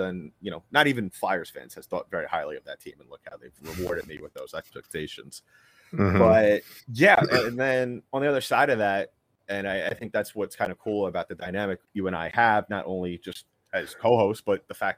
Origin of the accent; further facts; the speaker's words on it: New York City, New York, United States; born and raised in New York City, you know, grew up listening to WFAN